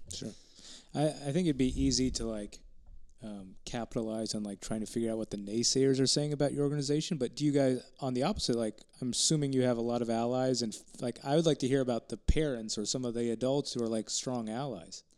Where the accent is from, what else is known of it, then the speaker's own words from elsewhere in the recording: Texas Panhandle, United States; I grew up in the Texas Panhandle.